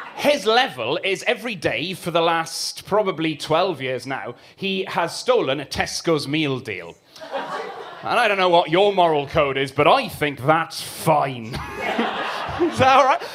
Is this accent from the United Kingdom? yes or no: yes; Swansea, Wales, United Kingdom; I grew up uh, in Sketty, which is quite a posh part of Swansea